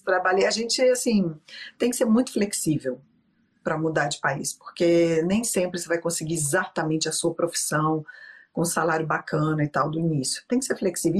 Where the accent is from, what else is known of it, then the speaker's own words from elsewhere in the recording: Belo Horizonte, Minas Gerais, Brazil; moved away as an adult; also born or lived in Rio de Janeiro; now in Stavanger, Norway; eu sou de BH, fiz direito lá por causa da minha tradicional família mineira.